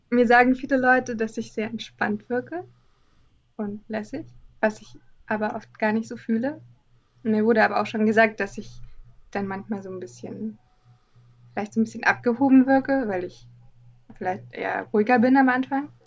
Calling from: Dresden, Saxony, Germany; Äh, aus Dresden.

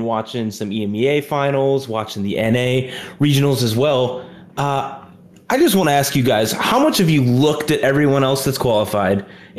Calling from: Cleveland, Ohio, United States; I'm calling from the CLE itself. I'm calling from Cleveland, Ohio.

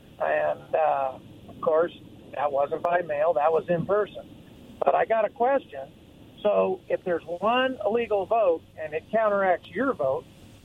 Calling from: Kennewick, Washington, United States; I'm calling from Kennewick.

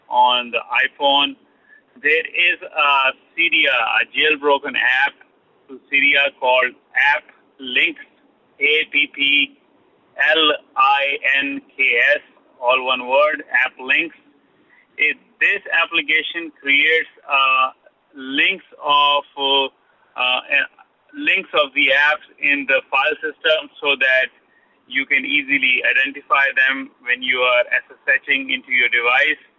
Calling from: Long Island, New York, United States; I'm calling from New York, Long Island.

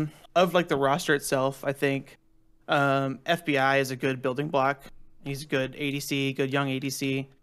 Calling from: Charlotte, North Carolina, United States; Hey, calling from Charlotte, North Carolina.

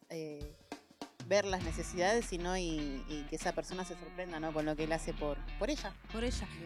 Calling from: La Tablada, Buenos Aires Province, Argentina; de la Tablada, la llamo para felicitar

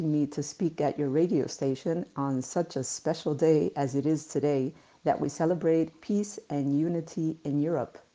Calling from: El Puerto de Santa María, Andalusia, Spain; Os escucho, fijaros, desde el puerto de Santa María, en Cádiz.

